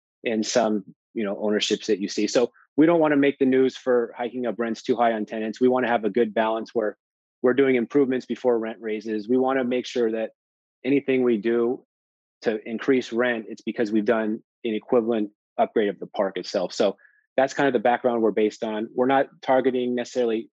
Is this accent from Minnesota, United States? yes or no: no; California, United States; I'm from California.